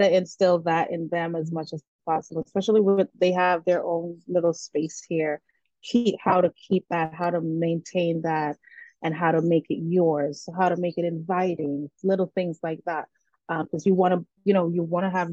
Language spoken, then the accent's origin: English; Bethel Town, Saint Ann, Jamaica; moved away; We're from St. Anne. which is crazy because it's a touristy area. So we're between Ocho Rios.